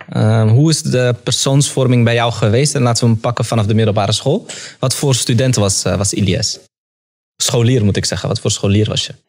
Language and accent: Dutch; Amsterdam, North Holland, Netherlands; ik ben in de Belmar opgegroeid